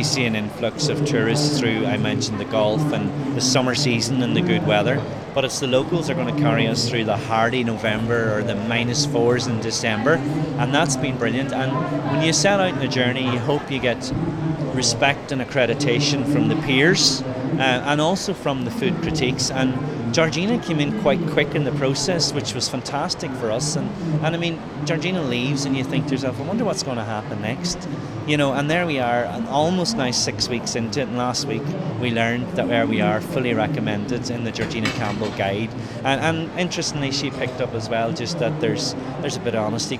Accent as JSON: {"language": "English", "country": "Ireland"}